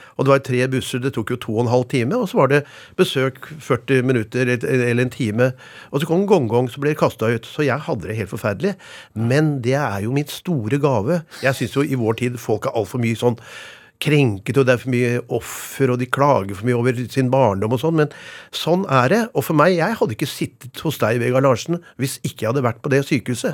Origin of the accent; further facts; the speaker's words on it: Oslo, Norway; Jeg vokste opp på Lille Langerud ved Ørstensjøvannet. Det er den første rekkehusbebyggelsen ca. 20 minutter utenfor Oslo